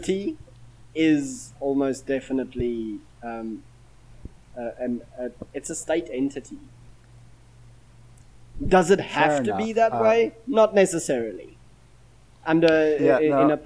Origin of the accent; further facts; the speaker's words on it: Durban, KwaZulu-Natal, South Africa; now in Bahrain; my hometown of Durban in South Africa